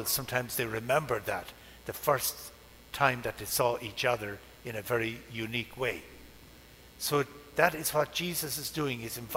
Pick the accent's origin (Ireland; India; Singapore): Ireland; moved away; the first bridge over the River Barrow in my hometown since British rule